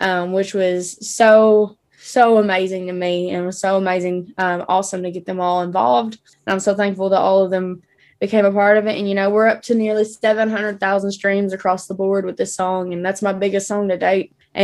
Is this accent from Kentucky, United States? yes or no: yes; Paducah, Kentucky, United States; now in Nashville, United States; my hometown, which is Paducah, Kentucky